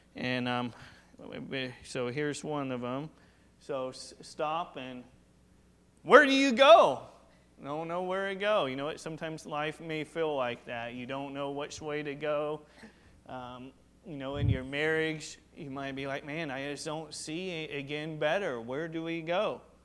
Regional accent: Washington, United States; I was just raised here, I wasn't born here.

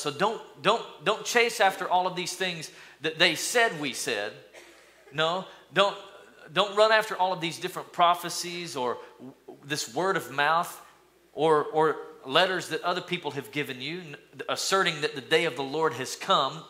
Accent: East Tennessee, United States; growing up in East Tennessee, in my little school, we lined up in the 80s, we lined up in kindergarten

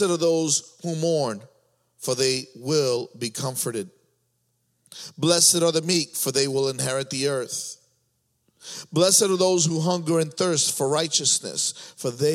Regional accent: New York, United States; moved away; I was from New York

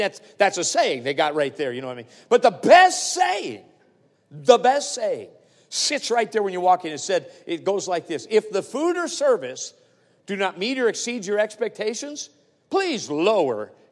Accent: Palmer-Wasilla area, Alaska, United States; we're in the hometown, we're from the Pabrawasilla area

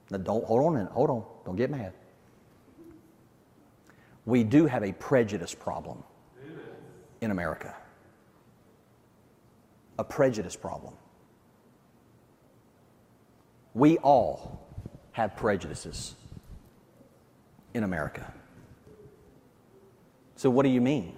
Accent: Deep South, United States; accent: Southern; now in New Jersey, United States; I grew up in the Deep South

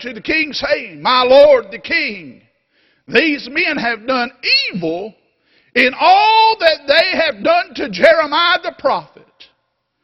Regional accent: North Carolina, United States; North Carolina

